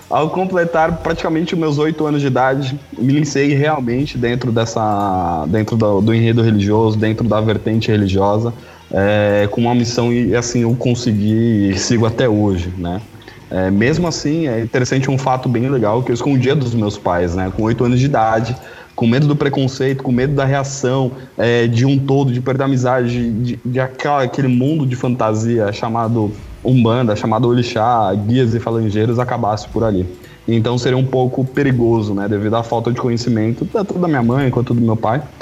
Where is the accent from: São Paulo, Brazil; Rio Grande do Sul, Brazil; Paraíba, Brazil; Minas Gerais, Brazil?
São Paulo, Brazil; É, porque na verdade eu sou de São Paulo, sou da Moca.